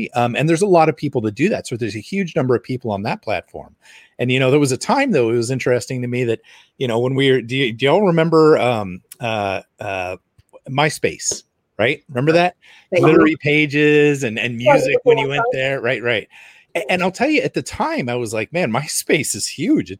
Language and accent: English; United States; as an American consumer